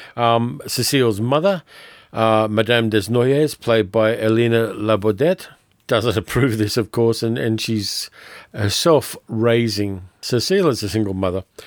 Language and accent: English; Sydney, New South Wales, Australia; you get to see Sydney wrecked, and I always hate to see my hometown abused in that way